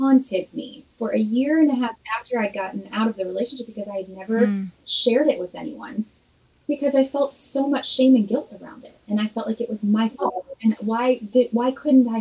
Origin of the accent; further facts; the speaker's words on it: Illinois, United States; moved away as an adult; now in Nashville, United States; I'm originally from Illinois